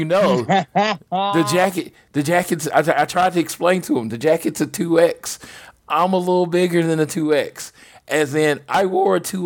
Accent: Oklahoma, United States; I'm from Oklahoma

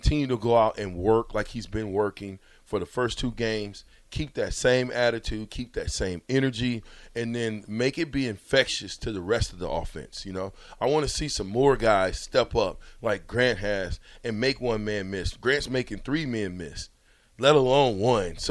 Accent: Omaha, Nebraska, United States; I'm from Omaha.

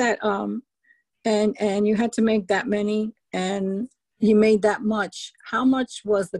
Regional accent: New York, United States; accent: New York; now in Florida, United States; when I came from New York to Florida, even now, they say, oh, you're from New York, aren't you? And I would die laughing because I didn't know that I had an accent either.

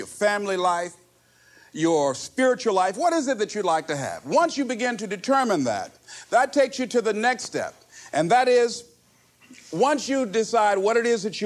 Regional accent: Miami, Florida, United States; I was born in Liberty City on a floor on 62nd Street, my twin brother and me.

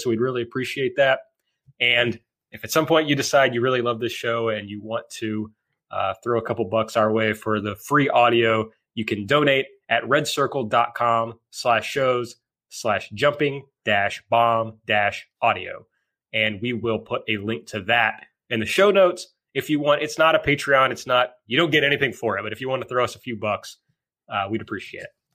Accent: rural Kentucky, United States; now in Louisville, United States

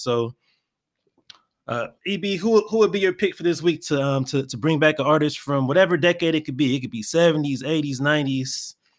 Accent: California, United States; moved away as an adult; also born or lived in Florida; me being a California native, even though I'm not from the Bay

